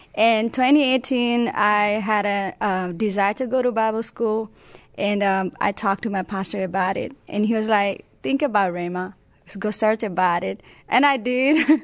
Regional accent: Nepal; English is a second language; now in United States; I was born in Nepal. I had an opportunity to come to United States back in 2012 with my family

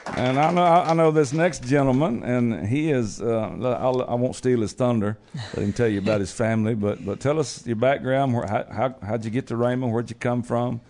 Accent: Georgia, United States; my home state

